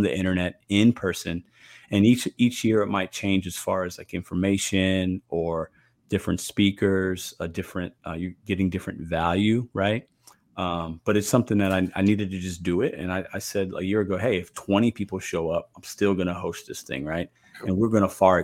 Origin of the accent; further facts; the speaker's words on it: St. Louis, Missouri, United States; my hometown of St. Louis, Missouri